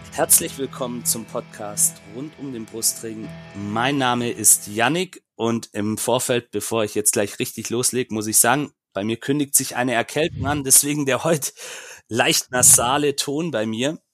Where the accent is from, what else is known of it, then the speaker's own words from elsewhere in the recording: Böblingen district, Baden-Württemberg, Germany; Ich komme nämlich aus Böblingen